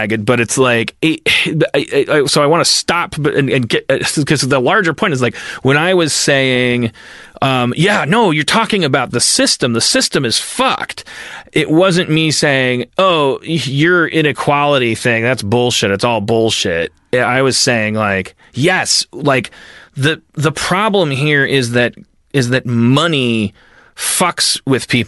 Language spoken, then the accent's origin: English; Wisconsin, United States; I'm from Wisconsin